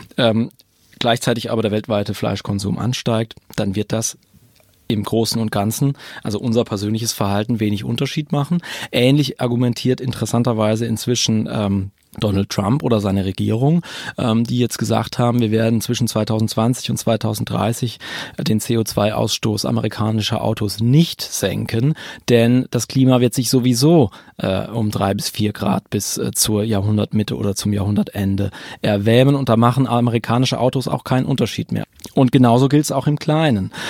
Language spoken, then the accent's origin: German; Berlin, Germany; aus meiner ganz persönlichen Perspektive als Berliner